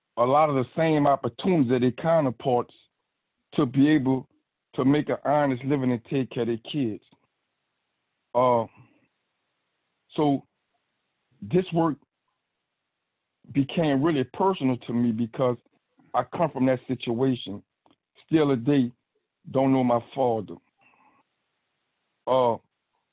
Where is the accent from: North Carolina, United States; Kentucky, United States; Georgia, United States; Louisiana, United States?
Louisiana, United States; New Orleans; I'm from New Orleans, Louisiana. Grew up without a mother or father